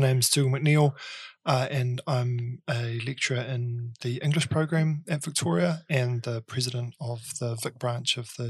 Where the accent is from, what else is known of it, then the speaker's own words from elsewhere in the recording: Dunedin, Otago, New Zealand; moved away as an adult; also born or lived in Melbourne / Tokyo; now in Wellington, New Zealand; Well, I was born in Dunedin. I grew up in Dunedin and did my undergraduate study at the University of Otago.